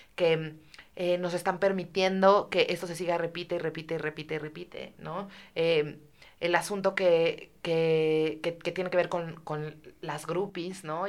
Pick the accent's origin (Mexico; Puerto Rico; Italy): Mexico; como mexicanos